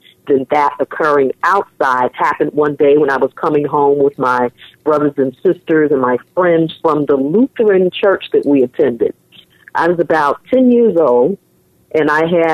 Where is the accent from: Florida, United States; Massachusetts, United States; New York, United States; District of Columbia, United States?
New York, United States; New York City; also born or lived in Manhattan / Bronx; I was born and raised in New York City